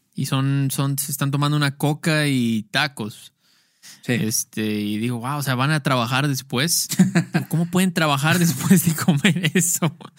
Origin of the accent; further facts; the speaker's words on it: Mexico; Soy un outcast a la sociedad mexicana.